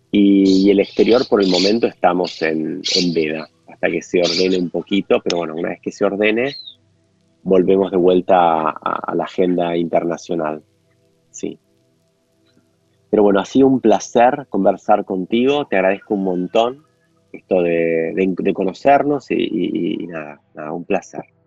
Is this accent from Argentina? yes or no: yes; Argentina; como argentino